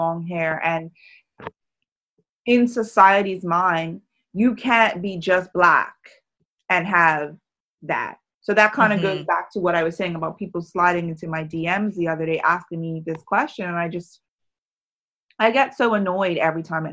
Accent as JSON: {"language": "English", "country": "Bermuda", "moved": "yes", "said": "the small little hub that is Bermuda."}